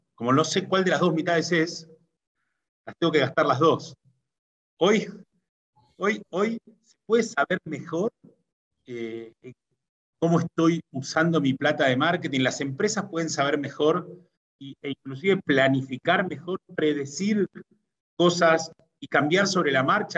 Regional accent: Argentina; soy argentino por mi forma de hablar

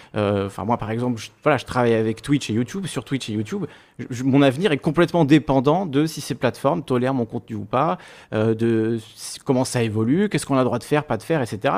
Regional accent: Corsica, France; je suis corse

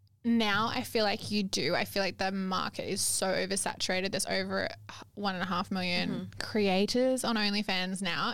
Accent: eastern New South Wales, Australia; now in Perth, Australia; I'm from over eastern New South Wales.

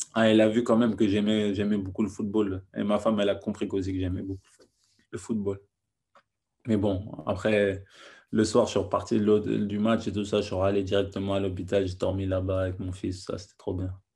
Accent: France; also born or lived in Senegal / Naples, Italy; now in England; je suis français, je parle italien, je suis euh, sénégalais, je parle peul.

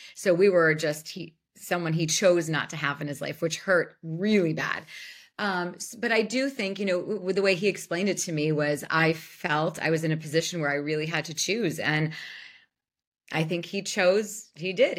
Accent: Youngstown, Ohio, United States; Youngstown, Ohio.

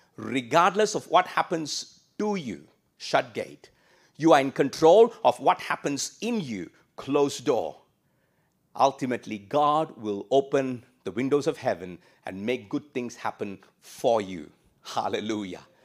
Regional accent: India; moved away as an adult; also born or lived in Singapore; now in Australia; I came from India

